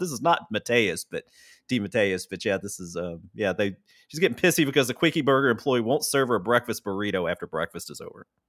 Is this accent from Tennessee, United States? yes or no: yes; Tennessee, United States; I'm actually from Tennessee